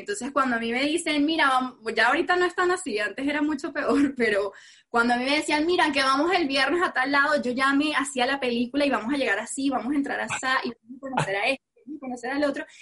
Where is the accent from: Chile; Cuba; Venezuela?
Venezuela; soy venezolana, que soy mujer, que soy morena